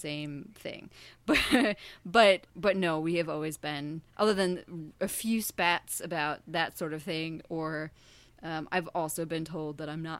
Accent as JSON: {"language": "English", "town": "Kalamazoo", "region": "Michigan", "country": "United States", "tie": "born or raised there", "said": "I grew up in the totally not fictional Kalamazoo, Michigan"}